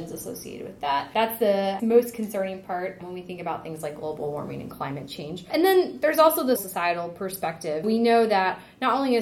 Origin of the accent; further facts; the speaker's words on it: Texas, United States; moved away as an adult; also born or lived in Oklahoma / Urbana-Champaign, Illinois; now in Indiana, United States; I grew up in Texas